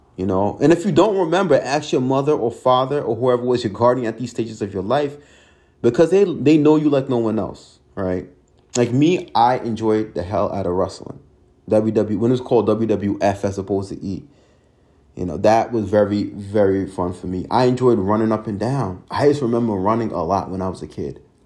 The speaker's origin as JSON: {"language": "English", "town": "Hempstead", "region": "New York", "country": "United States", "tie": "born or raised there", "also_born_or_lived": "Binghamton, New York", "said": "I grew up in Hempstead and how tough it was growing up"}